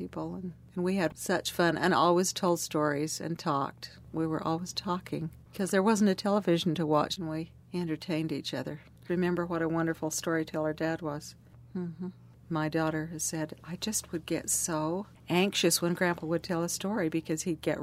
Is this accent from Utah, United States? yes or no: yes; Leeds, Utah, United States; We grew up in Leeds, which is 14 miles north of St. George